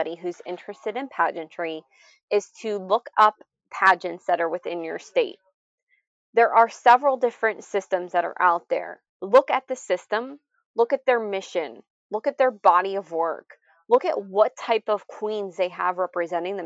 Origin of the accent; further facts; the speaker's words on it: Pittsburgh, Pennsylvania, United States; I'm actually from Pittsburgh, Pennsylvania